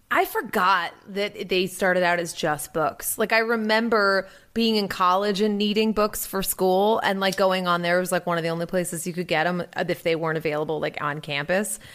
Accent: Salisbury, Massachusetts, United States; my hometown in front of my trashy, uh, Carousel in downtown Salisbury Beach

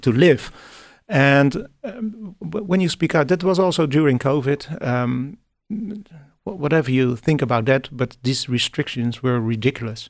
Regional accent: Netherlands; English is a second language; I'm from the Netherlands

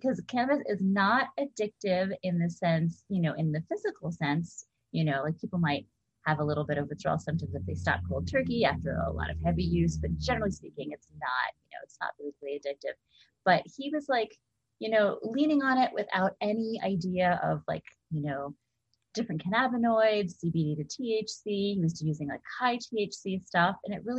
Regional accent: Hawaii, United States; also born or lived in East Coast / Bay Area / Southern California; I'm from wherever. I grew up in Hawaii, and I've lived on the East Coast, lived in Bay Area, lived in Southern California.

